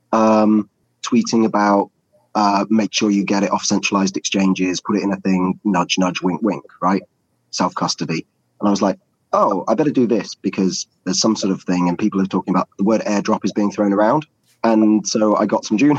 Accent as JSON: {"language": "English", "region": "England", "country": "United Kingdom", "said": "I'm English"}